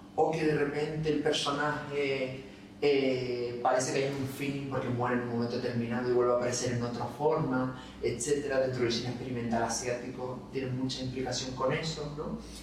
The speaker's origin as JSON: {"language": "Spanish", "town": "Las Palmas de Gran Canaria", "region": "Canary Islands", "country": "Spain", "tie": "born or raised there", "also_born_or_lived": "Madrid", "said": "Yo, por ejemplo, nací y criado en Isleta, toda mi familia por parte de madre de allá."}